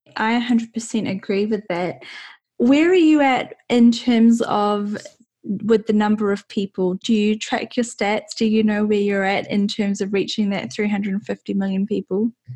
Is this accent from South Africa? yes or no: no; New Zealand; I'm from New Zealand